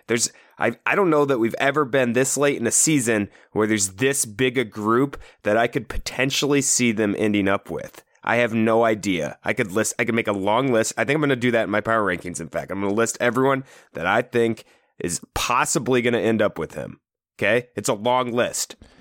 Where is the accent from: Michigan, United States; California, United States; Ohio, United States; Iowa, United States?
Iowa, United States; we're obviously from Iowa.